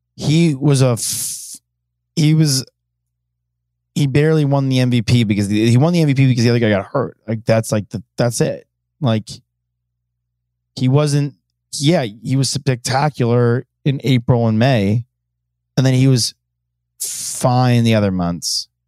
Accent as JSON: {"language": "English", "region": "New York", "country": "United States", "tie": "born or raised there", "moved": "yes", "said": "I grew up in New York"}